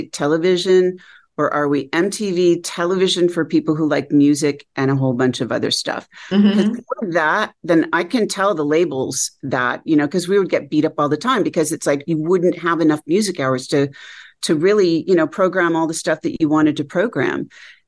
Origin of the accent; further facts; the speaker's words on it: Connecticut, United States; moved away; also born or lived in Seattle, Washington; my growing up in Connecticut